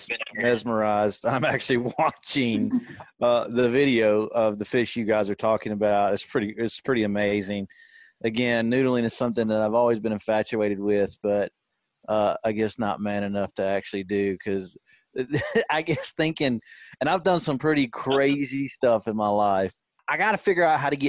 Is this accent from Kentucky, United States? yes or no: no; the Shoals, Alabama, United States; I grew up in the Shoals, which is on, you know, Pickwick